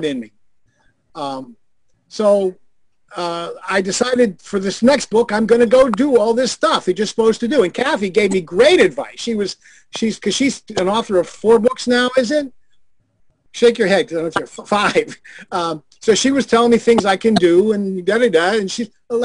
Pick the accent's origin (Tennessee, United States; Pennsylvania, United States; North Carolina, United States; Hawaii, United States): Pennsylvania, United States; Pittsburgh; Squirrel Hill is the community I grew up in Pittsburgh, Pennsylvania